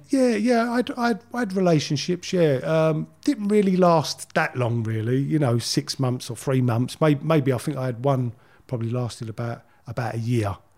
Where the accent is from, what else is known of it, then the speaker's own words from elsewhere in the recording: London, United Kingdom; moved away as an adult; I grew up in Leytonstone. Uh, uh, I was there till I was about twenty